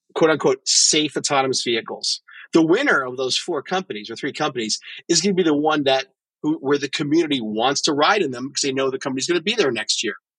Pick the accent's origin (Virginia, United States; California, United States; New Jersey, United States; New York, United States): New York, United States; New York City; I'm a New Yorker